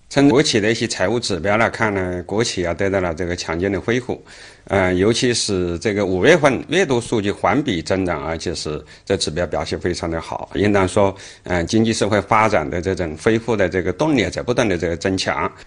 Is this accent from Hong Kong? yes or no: yes; Hong Kong; 作为香港人